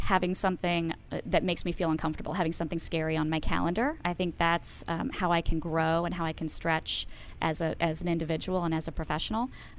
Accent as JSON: {"language": "English", "town": "Baltimore", "region": "Maryland", "country": "United States"}